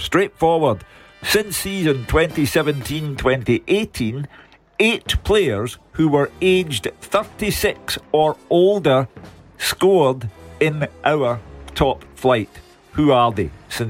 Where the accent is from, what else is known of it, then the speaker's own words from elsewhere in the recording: Glasgow, Scotland, United Kingdom; I was born in Partick.